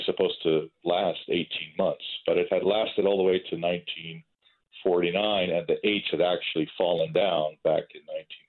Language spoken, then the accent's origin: English; Los Angeles, California, United States; But I live in Hollywood. I was born here in Hollywood, so I've been looking at the Hollywood sign my entire life.